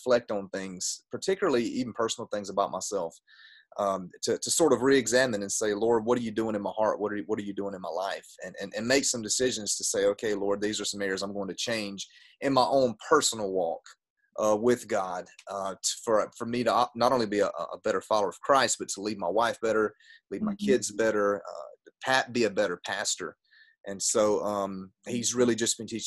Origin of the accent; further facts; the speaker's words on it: Gaffney, South Carolina, United States; also born or lived in Gastonia, North Carolina; I am from South Carolina, a town called Gaffney, right on the North Carolina line